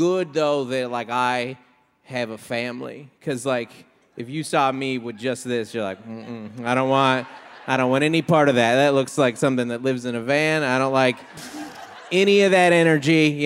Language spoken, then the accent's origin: English; Seattle, Washington, United States; now in California, United States; from Seattle